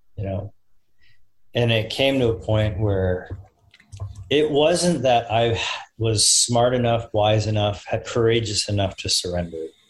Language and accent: English; Austin, Texas, United States; I'm from Austin.